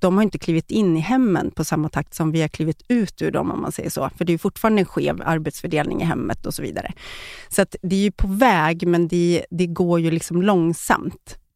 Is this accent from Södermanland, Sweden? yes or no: yes; Eskilstuna, Södermanland, Sweden; moved away as an adult; also born or lived in Stockholm; jag kommer från Eskilstuna, flyttade till Stockholm direkt efter uh, skolan